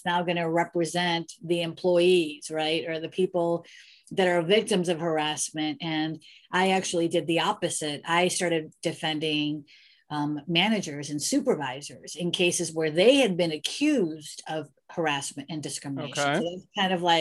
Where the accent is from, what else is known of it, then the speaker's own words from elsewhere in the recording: Elmwood Park, Illinois, United States; also born or lived in Chicago; I grew up in Illinois in a suburb of Chicago called Elmwood Park, predominantly Italian neighborhood